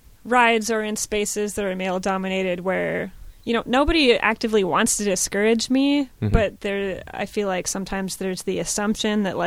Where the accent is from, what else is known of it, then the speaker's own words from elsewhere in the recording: Seattle, Washington, United States; now in Portland, United States; I grew up in Seattle, and I was transit dependent